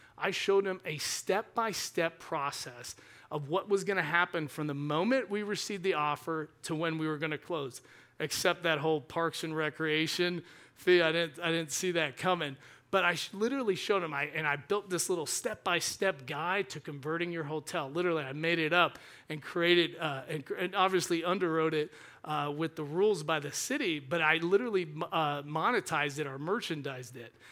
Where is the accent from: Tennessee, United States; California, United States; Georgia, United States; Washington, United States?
Georgia, United States; I grew up in Georgia